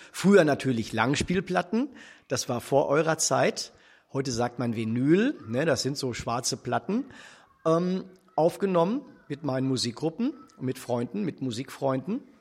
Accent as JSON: {"language": "German", "town": "Dortmund", "region": "North Rhine-Westphalia", "country": "Germany", "tie": "born or raised there", "said": "ich bin ja hier in Dortmund geboren und bin hier zur Schule gegangen"}